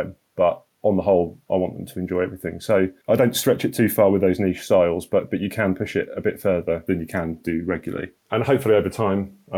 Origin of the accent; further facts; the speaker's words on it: Norfolk, East of England, United Kingdom; I'm from Norfolk